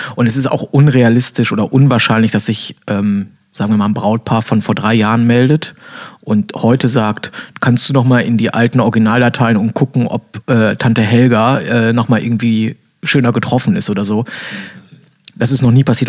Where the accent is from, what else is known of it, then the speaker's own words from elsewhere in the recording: Bielefeld, North Rhine-Westphalia, Germany; moved away; ich komme ja äh, ursprünglich aus Bielefeld